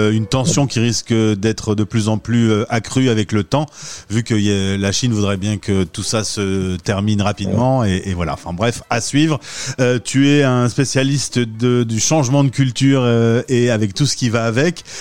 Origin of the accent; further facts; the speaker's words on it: France; quand, on est un Français qui parcourt le monde, on, suit un peu ce qui se passe en France.